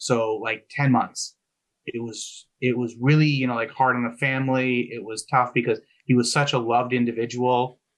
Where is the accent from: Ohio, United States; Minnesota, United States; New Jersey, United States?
New Jersey, United States; You know, my parents, you know, they grew up in New York. I grew up in New Jersey. That's where they raised the family.